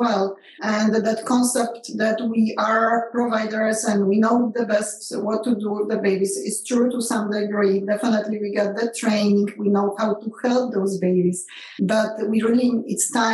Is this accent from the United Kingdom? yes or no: no; Poland; moved away as an adult; now in United States; I grew up in Poland and never in a million years graduating from medical school in Poland